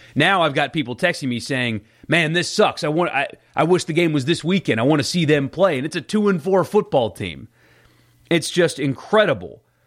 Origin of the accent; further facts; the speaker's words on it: South Carolina, United States; moved away as an adult; now in Mississippi, United States; where I grew up in South Carolina, my high school team